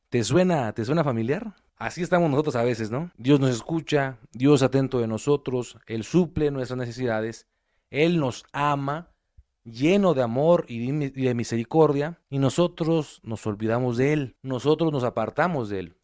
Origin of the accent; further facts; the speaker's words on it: Mexico; independencia de nuestro país